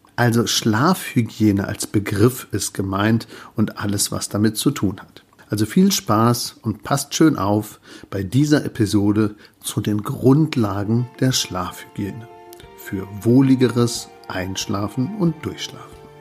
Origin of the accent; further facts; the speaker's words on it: Germany; bei uns in Deutschland